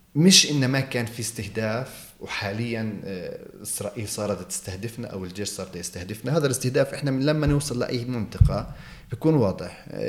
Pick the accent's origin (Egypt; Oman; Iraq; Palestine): Palestine; Jerusalem; احنا ربينا فيها يعني أنا ولدت فيها صحيح أن أصولي بتعود لمدينة الخليل